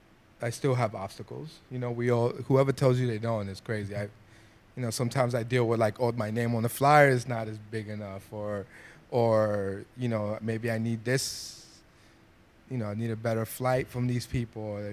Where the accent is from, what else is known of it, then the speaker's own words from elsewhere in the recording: New York City, New York, United States; I'm a kid from the Bronx.